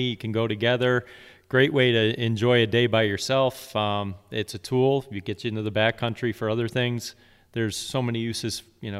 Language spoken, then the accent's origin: English; New York, United States; also born or lived in Virginia; since my dad started taking me when I grew up in Central New York, but then moved to Virginia.